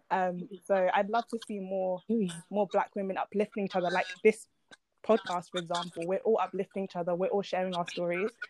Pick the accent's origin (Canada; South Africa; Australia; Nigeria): Nigeria; also born or lived in London / Colchester; now in Basildon, United Kingdom; I moved around quite a bit before I finally settled in Essex. So I moved from Nigeria to London, then London to Colchester, then Colchester to Basildon